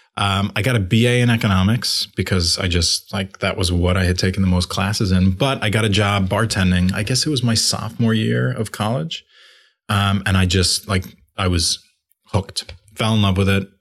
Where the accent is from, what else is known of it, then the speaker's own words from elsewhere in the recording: Long Island, Five Towns, New York, United States; moved away as an adult; I grew up in Long Island.